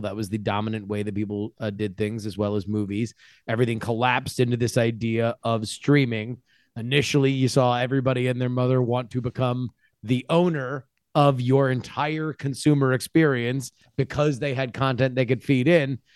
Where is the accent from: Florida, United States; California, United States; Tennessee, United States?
Florida, United States; moved away; It's my home state